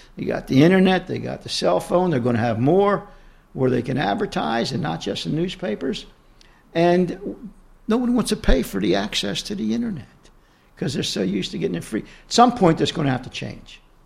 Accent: Baltimore, Maryland, United States; We grew up with Nancy in East Baltimore

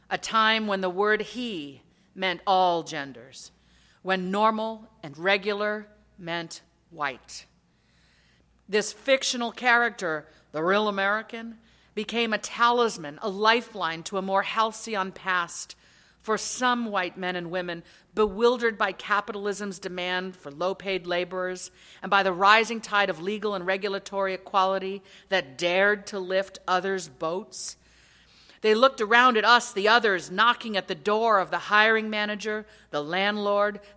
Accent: Lagos, Nigeria; born there; They married in Accra, Ghana in 1966. I was born to them in Lagos, Nigeria in 1967.

